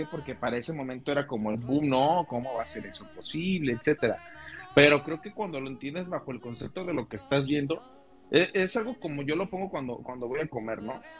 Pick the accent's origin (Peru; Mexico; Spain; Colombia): Mexico; en el caso de la cultura mexicana tenemos ese concepto